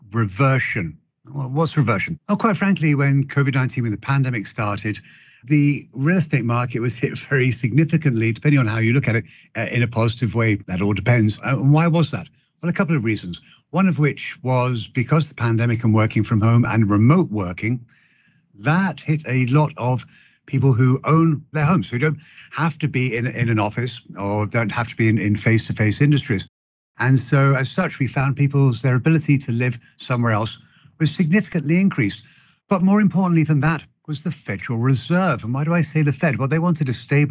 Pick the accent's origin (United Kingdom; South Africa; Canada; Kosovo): United Kingdom; London; accent: British; moved away as an adult; also born or lived in Oxford; now in United States; born and raised in London